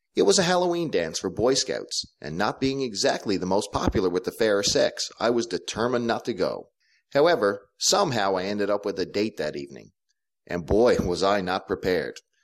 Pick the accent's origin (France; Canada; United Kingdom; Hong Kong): Canada; Clarenville, Newfoundland and Labrador; I grew up in a small town called Clarenville in Atlantic Canada, on an island called Newfoundland